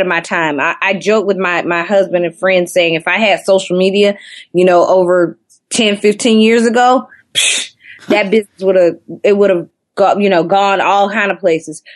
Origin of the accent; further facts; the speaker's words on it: Athens, Georgia, United States; moved away as an adult; also born or lived in Atlanta, Georgia; now in Brooklyn, United States; I'm born and raised in Athens, Georgia, which is about 45 minutes outside of Atlanta.